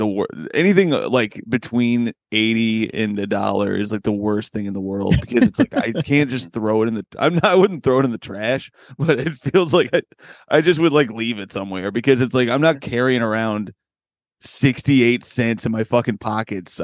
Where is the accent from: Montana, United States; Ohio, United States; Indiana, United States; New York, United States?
Indiana, United States; Bloomington; now in California, United States; I'm of course from Bloomington, Indiana. Now I'm a California boy